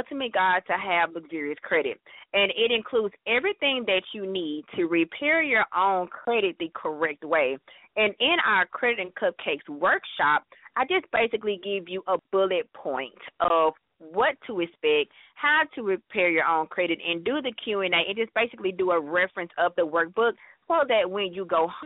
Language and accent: English; Dallas, Texas, United States; I'm born and raised in Dallas all my life